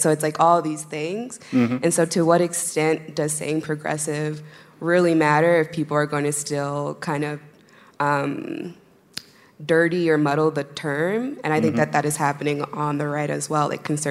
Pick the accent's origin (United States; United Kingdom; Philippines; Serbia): United States; it's an apple to me because I'm American